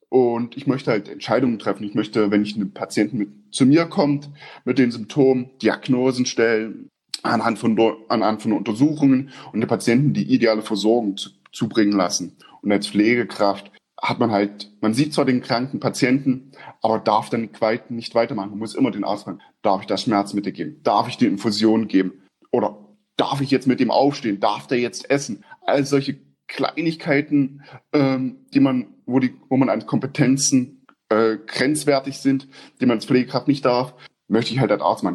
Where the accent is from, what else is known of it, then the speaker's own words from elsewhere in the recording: eastern Germany, Germany; moved away as an adult; now in Austria; Bei uns im Osten